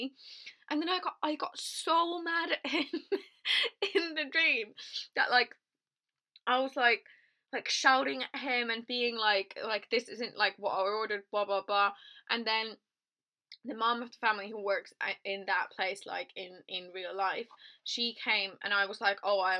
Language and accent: English; Finland; moved away; I'm from a very small town in countryside Finland, right? So there's one pizza place in my hometown